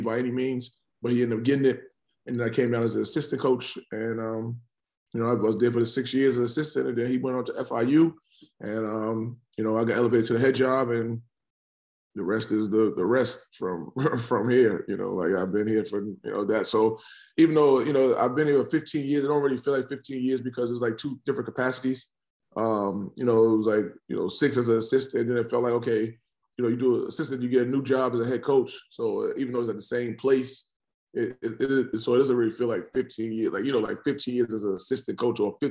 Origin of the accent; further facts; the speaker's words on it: New York City, New York, United States; now in Norfolk, United States; I grew up in, you know, South Jamaica, Queens